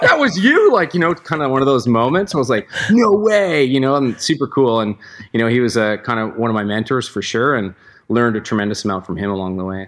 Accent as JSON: {"language": "English", "region": "Newfoundland and Labrador", "country": "Canada", "tie": "born or raised there", "also_born_or_lived": "Vancouver", "moved": "yes", "lives_now": "Squamish, Canada", "said": "we grew up together in Newfoundland"}